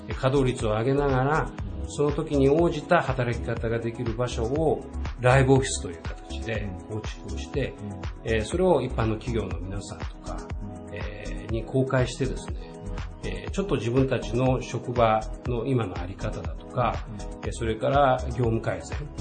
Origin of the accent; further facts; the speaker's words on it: Toyooka, Hyogo, Japan; moved away as an adult; now in Okayama, Japan; 私はですね、あの、兵庫県の豊岡という、まあ、あの、兵庫県の北のね、冬になると雪がたくさん降る地域で生まれ育ってきたんですけども